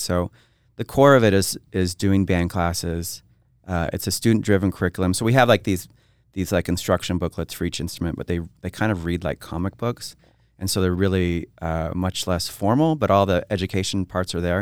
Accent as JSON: {"language": "English", "town": "Twin Falls", "region": "Idaho", "country": "United States", "tie": "born or raised there", "lives_now": "Boise, United States", "said": "growing up in Twin Falls"}